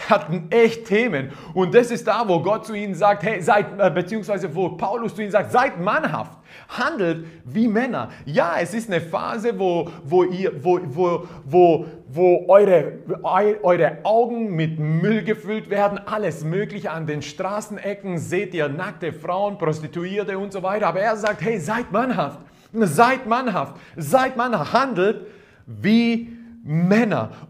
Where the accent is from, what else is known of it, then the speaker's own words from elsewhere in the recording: Croatia; Ja, ich bin Kroate, ich bin ein bisschen anders aufgewachsen.